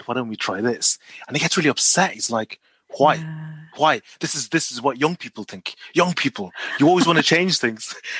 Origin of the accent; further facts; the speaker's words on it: Ireland; moved away as an adult; also born or lived in Malaysia; now in Nottingham, United Kingdom; I'm Chinese Malaysian, but I grew up in Ireland.